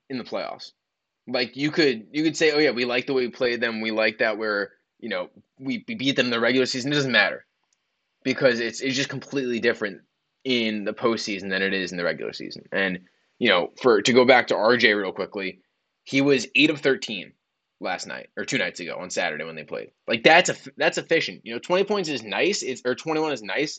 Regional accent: New York, United States; I was born in New York

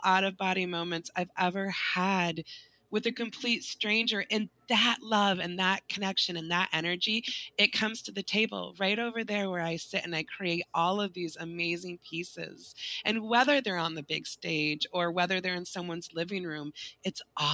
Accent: West Michigan, United States; I grew up in West Michigan.

